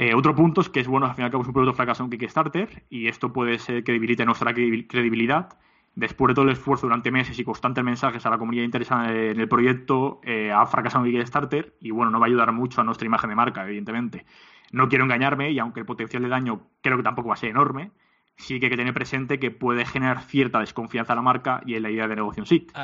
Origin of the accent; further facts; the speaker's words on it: Alicante, Valencian Community, Spain; tanto mi socio como yo, eh, mi socio Berna como yo, eh, somos de Alicante